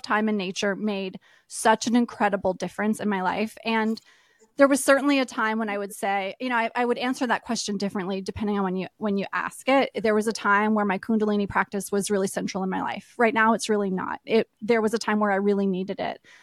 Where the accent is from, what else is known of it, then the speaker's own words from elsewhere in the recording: East Coast, United States; moved away; I grew up on the East Coast, and I've lived a lot of different places